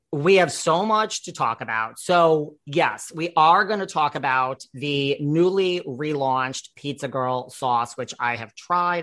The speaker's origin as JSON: {"language": "English", "town": "New York City", "region": "New York", "country": "United States", "tie": "born or raised there", "said": "I'm from New York City, so that's just as rare a breed"}